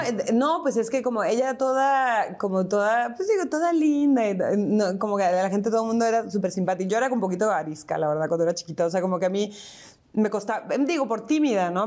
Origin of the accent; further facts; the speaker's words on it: Tijuana, Baja California, Mexico; moved away as an adult; also born or lived in San Diego, United States / Mexico City, Mexico; now in Buenos Aires, Argentina; cuando nos regresamos a vivir a Tijuana